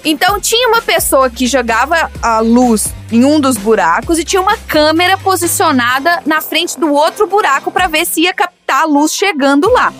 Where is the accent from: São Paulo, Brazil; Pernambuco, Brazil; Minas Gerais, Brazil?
Minas Gerais, Brazil; eu sou de Minas, né? Minas a gente ah, conta causos.